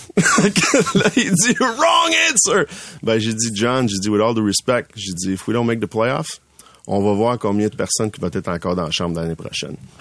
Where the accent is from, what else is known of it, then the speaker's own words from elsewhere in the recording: Laval, Quebec, Canada; je viens de Laval